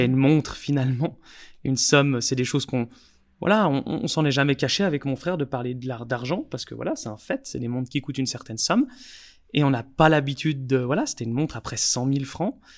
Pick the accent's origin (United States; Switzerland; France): Switzerland; on est suisse